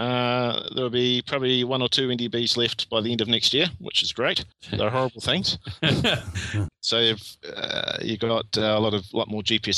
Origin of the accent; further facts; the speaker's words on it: Christchurch, Canterbury, New Zealand; Because, Christchurch is my hometown.